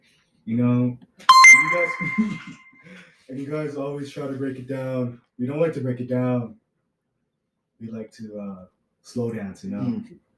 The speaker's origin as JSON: {"language": "English", "country": "Russia", "lives_now": "United States", "said": "I'm immigrated from Russia."}